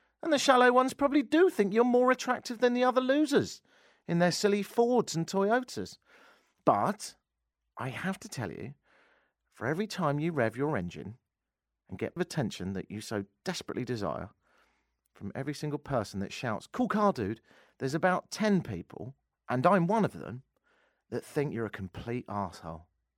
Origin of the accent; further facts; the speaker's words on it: Canada; moved away; obviously I've been here 10 years, I'm Canadian